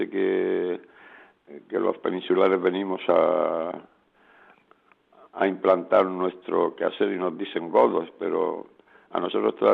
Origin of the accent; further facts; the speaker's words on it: Spain; ahora mismo somos una comunidad de nueve y cinco somos españoles y cuatro son colombianos.